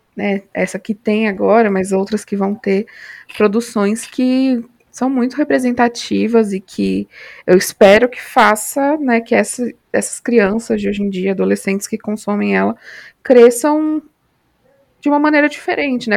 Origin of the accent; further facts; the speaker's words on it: São Paulo, Brazil; now in Natal, Brazil; Moro em Natal, Rio Grande do Norte, mas sou paulista